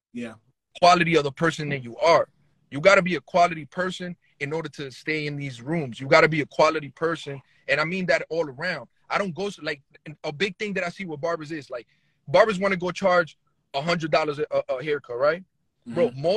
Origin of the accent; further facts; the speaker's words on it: New Jersey, United States; I'm from New Jersey